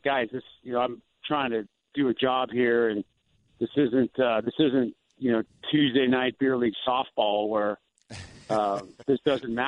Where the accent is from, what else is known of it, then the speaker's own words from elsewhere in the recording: Seal Beach, California, United States; moved away as an adult; also born or lived in Tucson, Arizona / San Francisco, California; I grew up in Orange County, born and raised in Seal Beach, went to Los Alamitos High School